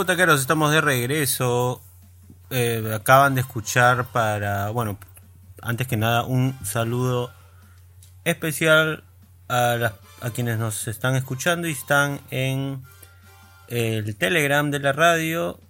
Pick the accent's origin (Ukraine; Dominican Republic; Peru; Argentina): Peru; tantos de los que eh, conducimos en la radio somos peruanos, esto es una radio de Perú